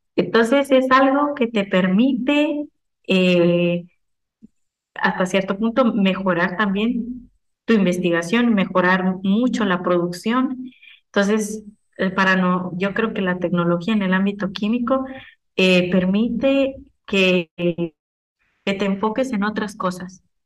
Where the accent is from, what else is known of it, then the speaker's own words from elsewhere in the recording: Guatemala; moved away as an adult; algo que tenemos mucho como guatemaltecos y como gente san carlista es que somos autodidactas